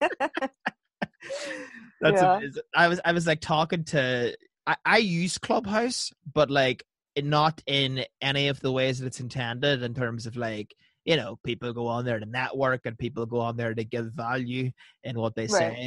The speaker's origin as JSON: {"language": "English", "country": "Ireland", "said": "over in Ireland, it's different. Like, we'll say fuck to like join words together."}